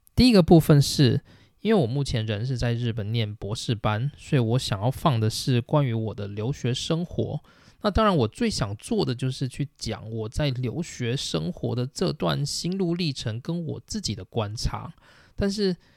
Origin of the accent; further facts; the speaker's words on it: Taichung, Taiwan; moved away as an adult; also born or lived in Tainan, Taiwan / Hsinchu, Taiwan; now in Japan; 那我是台湾人，然后我出生在台中，就是我从高中毕业以前的生活都是在台湾的台中度过